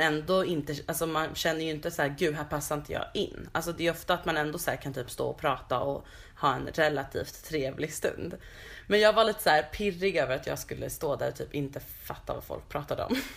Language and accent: Swedish; Stockholm, Stockholm County, Sweden; här växte jag upp på de här små gatorna